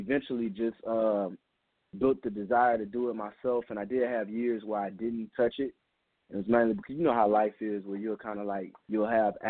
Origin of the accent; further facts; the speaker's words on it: Louisiana, United States; also born or lived in New Orleans; I'm from Louisiana. I claim the whole state. Main reason why, because I done live pretty much everywhere. I live in New Orleans right now